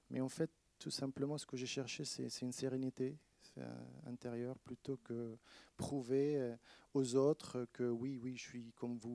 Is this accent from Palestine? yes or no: yes; Palestine; now in France; Bah oui, parce que c'est vrai que en France, quand je suis, je dis que je viens de la Palestine ou je, suis palestinien, euh, ils me disent ah, on est avec toi.